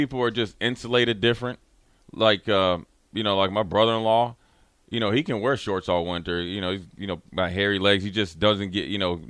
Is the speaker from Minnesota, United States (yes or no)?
yes; Minneapolis, Minnesota, United States; growing up in Minneapolis